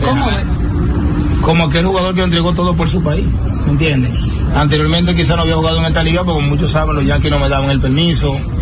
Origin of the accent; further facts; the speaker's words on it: San Pedro de Macorís, Dominican Republic; para mí que soy de San Pedro, poder jugar en mi pueblo